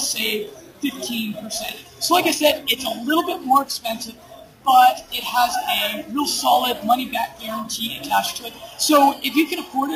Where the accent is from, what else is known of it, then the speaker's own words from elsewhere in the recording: United States; moved away as an adult; now in Medellin, Colombia; my lifestyle as an American expat living in South America